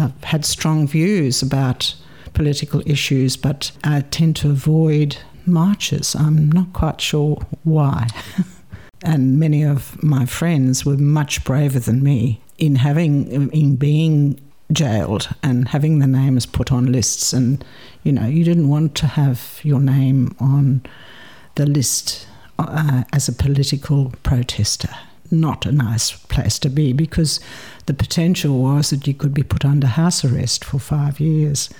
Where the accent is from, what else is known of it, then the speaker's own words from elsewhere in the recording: Port Elizabeth, Eastern Cape, South Africa; moved away as an adult; also born or lived in Uitenhage, South Africa / Sydney, Australia / Adelaide, Australia / Hobart, Australia; now in Launceston, Australia; I grew up in a town called Port Elizabeth, uh, which many people have heard of. It's uh, in the Cape Province